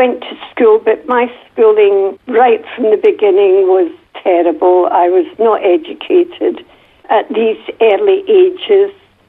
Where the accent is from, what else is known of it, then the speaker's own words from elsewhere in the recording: Glasgow, Scotland, United Kingdom; And when I went back to school in Glasgow, my accent was so bad that the other children would laugh at me.